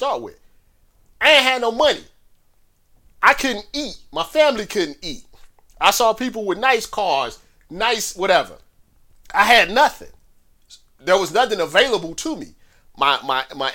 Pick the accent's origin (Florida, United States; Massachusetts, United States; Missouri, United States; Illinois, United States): Missouri, United States; St. Louis; I grew up in St. Louis, in a rough part of St. Louis